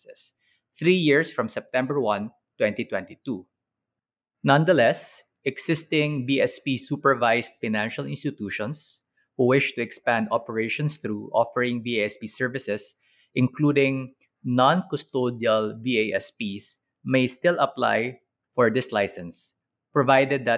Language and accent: English; Philippines; As a Filipino lawyer